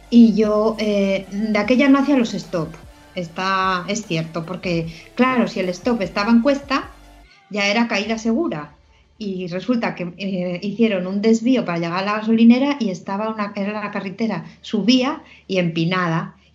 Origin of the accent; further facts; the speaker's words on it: Portugal; born there; recuerdo que cuando llegué a Portugal y a ver a mi familia, porque yo nací en Portugal